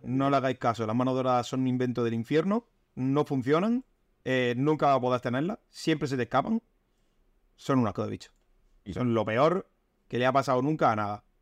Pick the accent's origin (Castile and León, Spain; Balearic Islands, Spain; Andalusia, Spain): Andalusia, Spain; Almería; soy de Almería